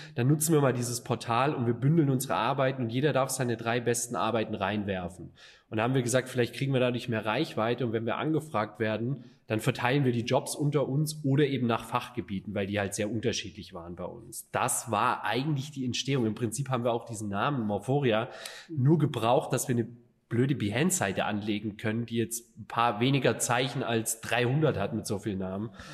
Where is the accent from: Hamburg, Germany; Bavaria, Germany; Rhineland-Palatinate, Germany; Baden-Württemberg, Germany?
Baden-Württemberg, Germany; Stuttgart; moved away as an adult; now in Düsseldorf, Germany; Alex und ich, halt die Exilschwaben hier